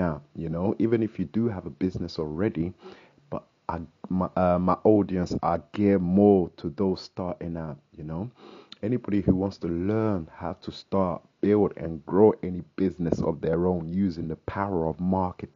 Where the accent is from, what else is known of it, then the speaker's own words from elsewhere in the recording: London, United Kingdom; I'm from London here, UK